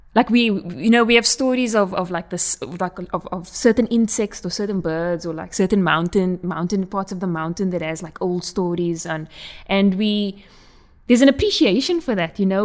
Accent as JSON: {"language": "English", "country": "South Africa", "accent": "Coloured South African", "said": "my colored accent"}